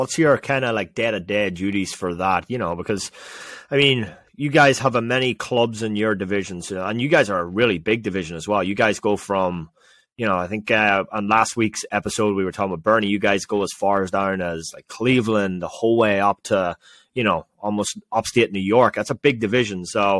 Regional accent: Ireland; especially as Irish people. You know, we're always looking for that, you know.

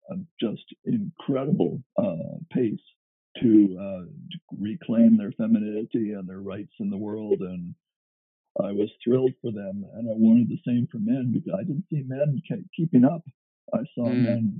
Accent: Canada; being a Canadian

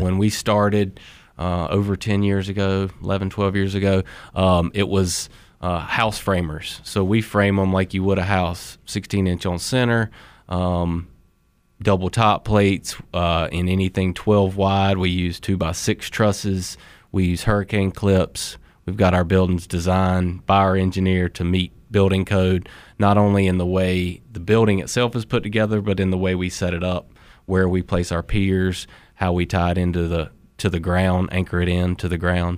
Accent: Sanford, North Carolina, United States; also born or lived in Colorado; originally I'm from Sanford

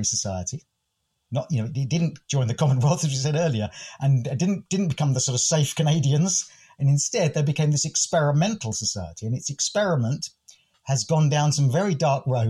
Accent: England, United Kingdom; accent: English; my most English accent

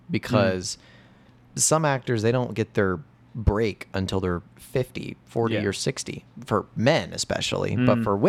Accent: Indiana, United States; moved away as an adult; also born or lived in Fort Wayne, Indiana / Chicago; I grew up in Indiana.

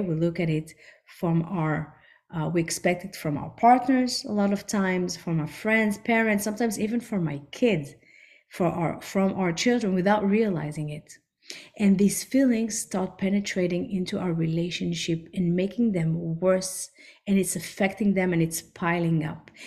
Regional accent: France; also born or lived in Israel / New York; now in Miami, United States; I grew up in France, then we moved to Israel

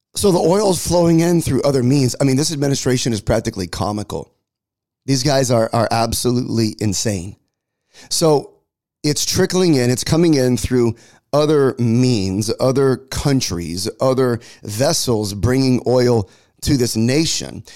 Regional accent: United States; as an American

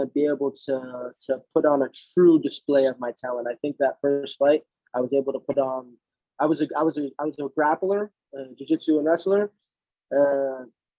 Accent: Jersey Shore, New Jersey, United States; now in Miami, United States; I'm from New Jersey. I grew up in the Jersey Shore.

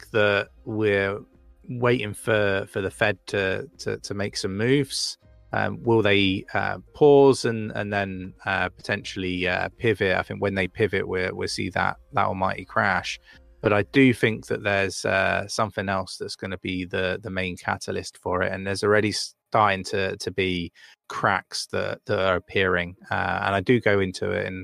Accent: United Kingdom; now in North of England, United Kingdom; I'm not from these neck of the woods, right? I'm from down south

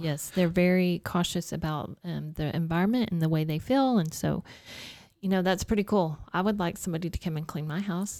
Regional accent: Dalhart, Texas, United States; I'm growing up in Dalhart, there's a lot of giving people there

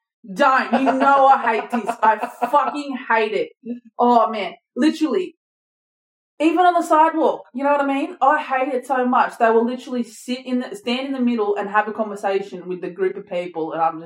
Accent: Bourke, New South Wales, Australia; I grew up in Bourke.

